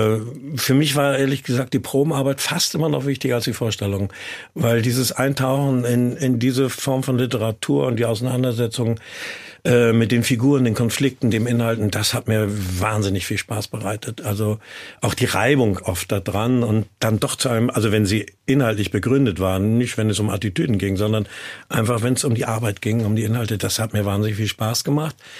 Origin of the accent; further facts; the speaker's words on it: Kiel, Schleswig-Holstein, Germany; war mal Inhaber eines Cafés in meiner Heimatstadt in Kiel